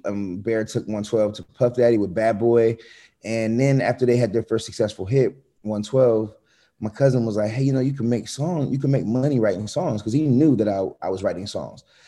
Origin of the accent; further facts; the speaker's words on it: Atlanta, Georgia, United States; also born or lived in Connecticut; I grew up fast in Atlanta